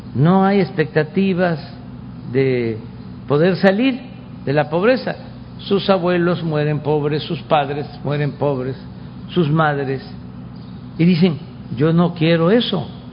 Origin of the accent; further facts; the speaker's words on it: Tabasco, Mexico; allá en mi estado